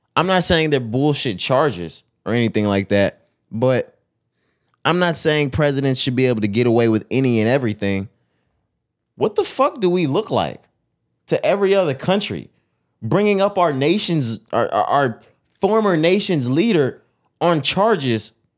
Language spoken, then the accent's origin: English; Texas, United States; We're from Texas. This is the South